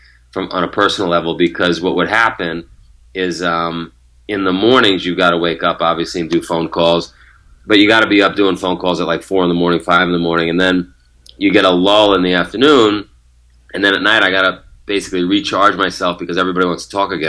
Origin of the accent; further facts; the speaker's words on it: New York City, New York, United States; moved away as an adult; also born or lived in Japan; I grew up in Queens, New York